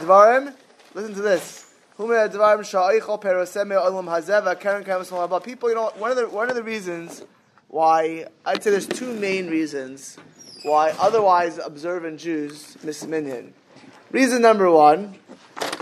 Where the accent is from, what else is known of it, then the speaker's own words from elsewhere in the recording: Miami Beach, Florida, United States; I was always growing up in Miami Beach, Florida